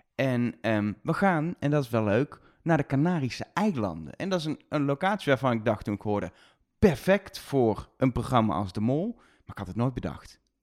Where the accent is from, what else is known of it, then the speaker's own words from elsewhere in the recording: Netherlands; zijn Nederlanders, we hebben ook een raar accent